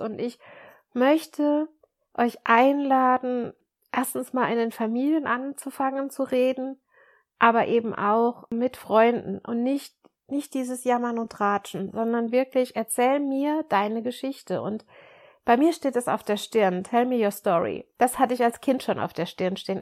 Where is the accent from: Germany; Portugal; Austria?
Germany; ich bin, bin Deutsche, aber ich habe auch französisches Blut